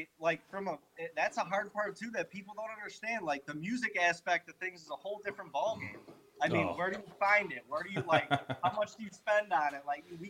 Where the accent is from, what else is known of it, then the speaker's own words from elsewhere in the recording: Ohio, United States; also born or lived in Chautauqua County, New York; Yeah, we're from Ohio.